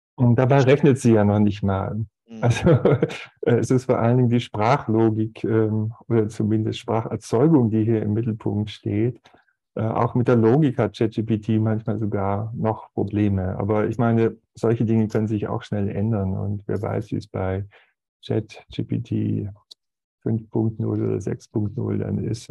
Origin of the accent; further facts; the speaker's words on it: Aalen, Baden-Württemberg, Germany; moved away as an adult; now in Zurich, Switzerland; ich bin im ehrwürdigen Kreissaal der Stadt Aalen zur Welt gekommen